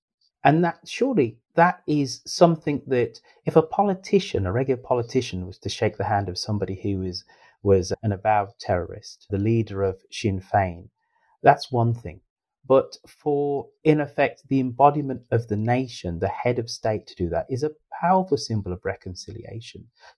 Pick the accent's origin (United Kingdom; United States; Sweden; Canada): United Kingdom; Birmingham, West Midlands; being a Brummie, being from Birmingham